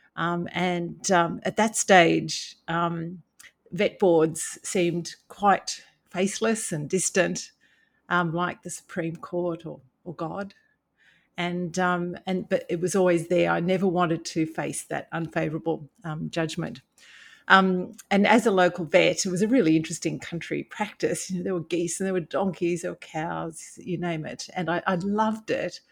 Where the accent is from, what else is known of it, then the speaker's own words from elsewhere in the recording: Brisbane, Queensland, Australia; I, I grew up in Brisbane